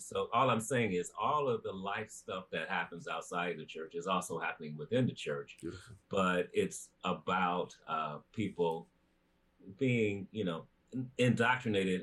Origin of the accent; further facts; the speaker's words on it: Chicago, Illinois, United States; moved away as an adult; I was born in Chicago and raised in the greater Chicagoland area